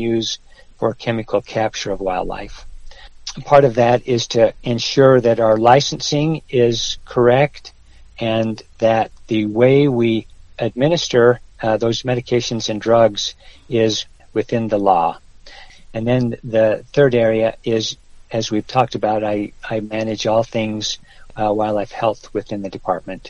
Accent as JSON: {"language": "English", "region": "Wyoming", "country": "United States", "tie": "born or raised there", "also_born_or_lived": "Utah", "moved": "as an adult", "lives_now": "New Mexico, United States", "said": "My high school days were in Wyoming. So it was Wyoming when I was a youngster that I learned to love hunting and fishing"}